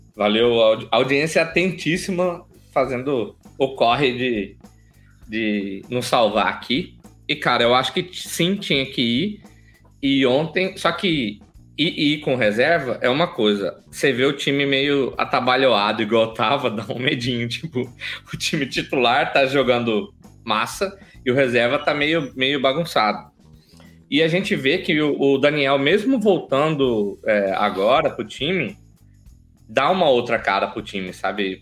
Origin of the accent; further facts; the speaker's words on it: Alto Araguaia, Mato Grosso, Brazil; lá de Altaraguaia, interior de Mato Grosso, lá de onde eu nasci.